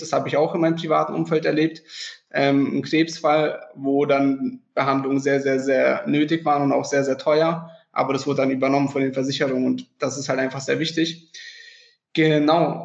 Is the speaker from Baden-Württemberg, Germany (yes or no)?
yes; Freiburg, Baden-Württemberg, Germany; ich komme aus dem Süden, aus dem sonnigen Freiburg